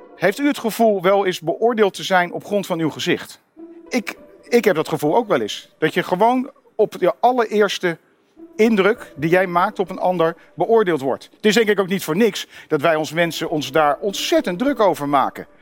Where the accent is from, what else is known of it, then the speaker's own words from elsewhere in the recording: Netherlands; waar kom je vandaan? Ik zei Nederland